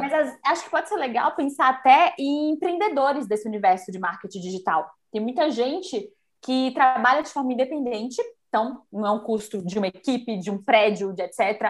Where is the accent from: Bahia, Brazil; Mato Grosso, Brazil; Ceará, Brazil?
Bahia, Brazil; moved away as an adult; now in São Paulo, Brazil; eu sou baiana, né? Eu vim morar aqui por isso, eu vim fazer faculdade e nunca mais voltei